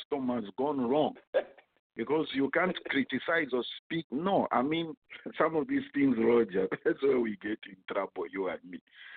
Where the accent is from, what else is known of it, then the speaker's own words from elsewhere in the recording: Zambia; my hometown where I was born, Pianchi